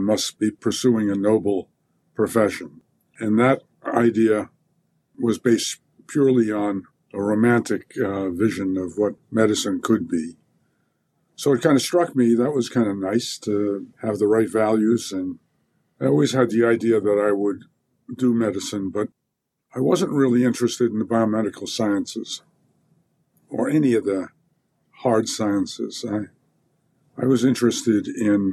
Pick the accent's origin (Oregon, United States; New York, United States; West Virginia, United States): New York, United States; moved away as an adult; also born or lived in Stanford, California; I came from New York